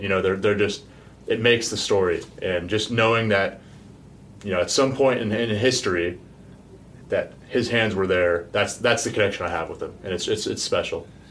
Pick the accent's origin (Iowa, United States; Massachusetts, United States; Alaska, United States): Alaska, United States; I grew up in Alaska